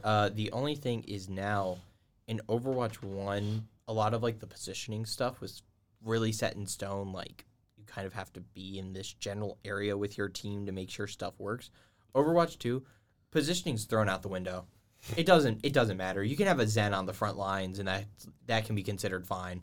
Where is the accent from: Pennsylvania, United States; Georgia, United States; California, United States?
Georgia, United States; moved away; I'm from Georgia